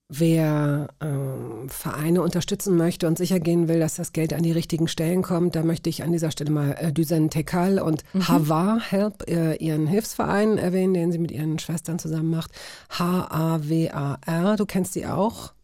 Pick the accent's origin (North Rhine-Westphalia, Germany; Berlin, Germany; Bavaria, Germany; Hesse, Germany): Berlin, Germany; Aufgewachsen bin ich tatsächlich in Schöneberg